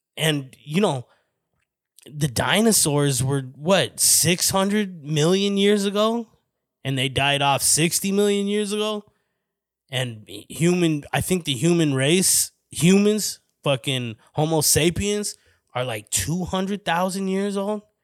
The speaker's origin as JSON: {"language": "English", "town": "Flagstaff", "region": "Arizona", "country": "United States", "tie": "born or raised there", "moved": "as an adult", "lives_now": "Phoenix, United States", "said": "the reason I moved from Flagstaff to Phoenix was, like, I felt like I was agoraphobic, but not for a, my house, for my hometown"}